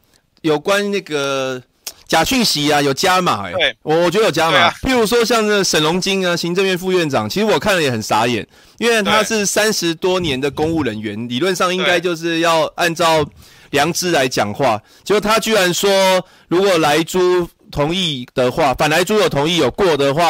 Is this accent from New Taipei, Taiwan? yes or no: yes; New Taipei, Taiwan; 然后你也知道我来自新北市了哈。